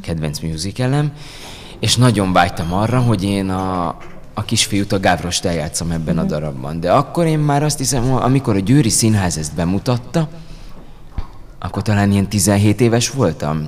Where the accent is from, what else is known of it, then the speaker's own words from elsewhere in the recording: Győr, Győr-Moson-Sopron, Hungary; én Győrben születtem, ott, ott nőttem fel